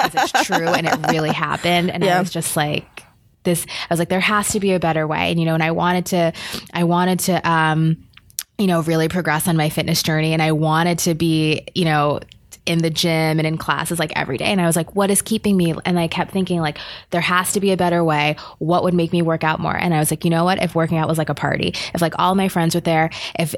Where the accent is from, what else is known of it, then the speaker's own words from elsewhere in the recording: New York City, New York, United States; also born or lived in Jamaica (ancestry); now in Boston, United States; I'm from New York. I'm from the Bronx